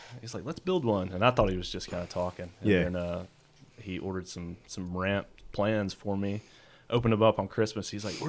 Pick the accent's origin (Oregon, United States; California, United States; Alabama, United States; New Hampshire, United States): Alabama, United States; I just felt like, why did I have to be born here in Alabama?